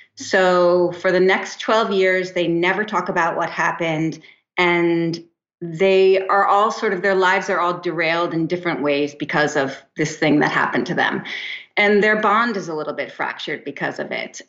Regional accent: New Jersey, United States; also born or lived in East Hampton, New York; now in Santa Monica, United States; I did move to the West Coast, but I'm from New Jersey

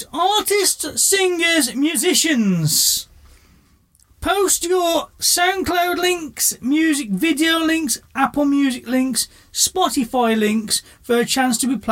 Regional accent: Birmingham, West Midlands, United Kingdom; from Birmingham

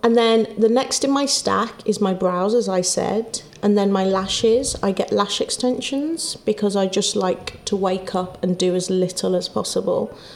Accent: Wolverhampton, West Midlands, United Kingdom; moved away; I'm from Wolverhampton. My family aren't here

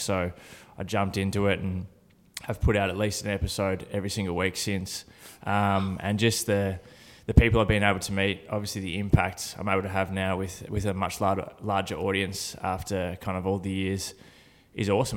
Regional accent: Horsham, Victoria, Australia; I was born in Horsham in country Victoria

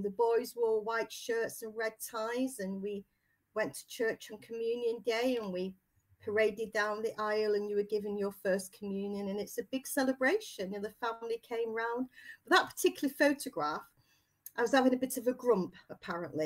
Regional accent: Salford, North West England, United Kingdom; moved away as an adult; also born or lived in North Staffordshire; now in Banwell, United Kingdom; I originally grew up in Little Halton in Salford

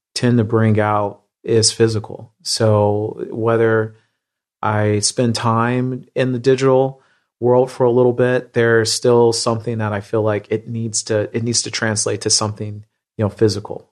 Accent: Midwest, United States; I grew up in the Midwest

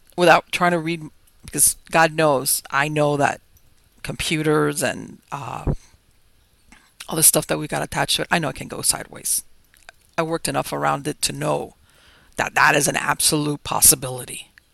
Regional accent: Miami, Florida, United States; I was born and raised here in Miami

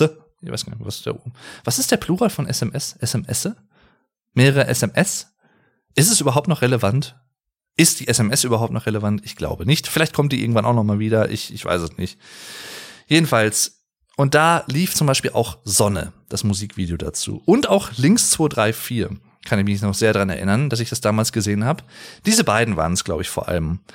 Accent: Sauerland, North Rhine-Westphalia, Germany; Ich komme aus dem Sauerland, sehr, sehr schöne Gegend übrigens

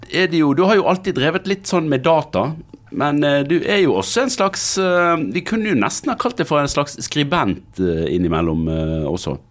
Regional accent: Bergen, Vestland, Norway; jeg er fra Bergen og har jobbet

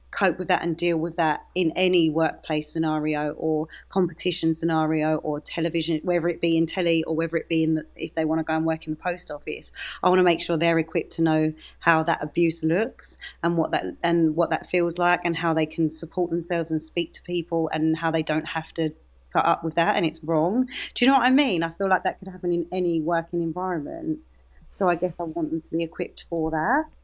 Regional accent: Dagenham, London, United Kingdom; my accent is my accent. I'm from Dagenham and I'm very proud of it.

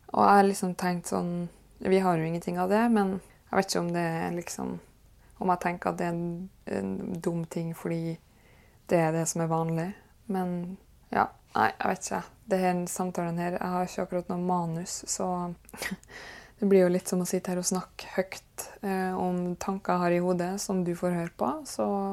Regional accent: Kristiansund, Møre og Romsdal, Norway; born or raised there; moved away

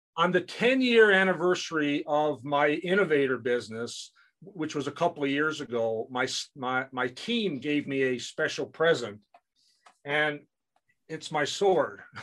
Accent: Canada; in our household, we're both Canadian

